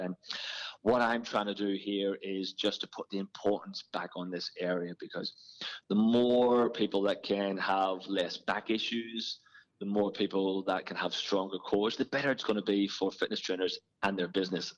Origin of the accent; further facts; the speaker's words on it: Ireland; moved away as an adult; now in Australia; Grew up in Ireland playing a lot of football and was just as a kid just absolutely fitness mad